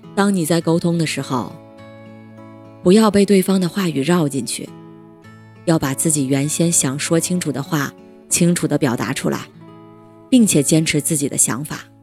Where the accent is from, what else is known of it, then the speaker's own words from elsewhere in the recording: Guangdong, China; 我是潮汕人